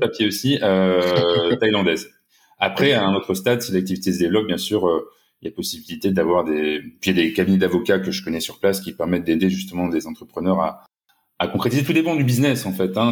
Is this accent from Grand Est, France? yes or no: no; Lille, Hauts-de-France, France; moved away as an adult; also born or lived in Asia; Je suis originaire de Lille, donc, et voilà, j'ai vécu une dizaine d'années en Asie